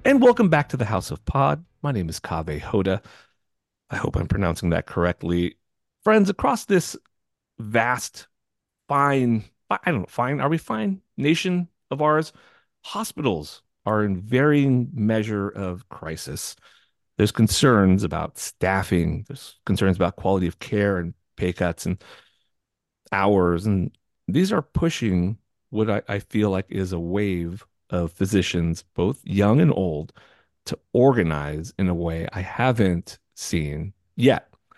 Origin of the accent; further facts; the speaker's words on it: California, United States; I'm from California